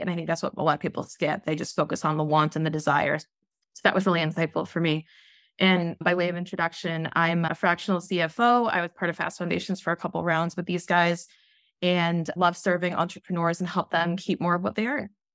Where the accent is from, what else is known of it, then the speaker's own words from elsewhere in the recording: Southern California, United States; I'm from Southern California